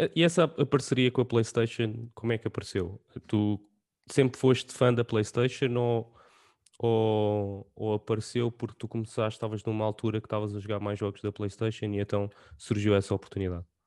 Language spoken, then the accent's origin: Portuguese; Portugal; nós como portugueses